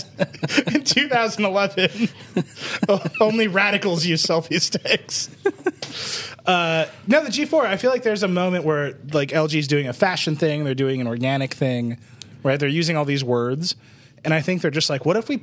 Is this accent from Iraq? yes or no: no; Chicago, Illinois, United States; moved away; I was home in Chicago